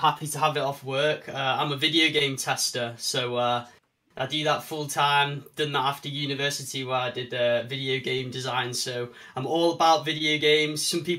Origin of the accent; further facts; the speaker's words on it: Manchester, North West England, United Kingdom; I'm from Manchester in England.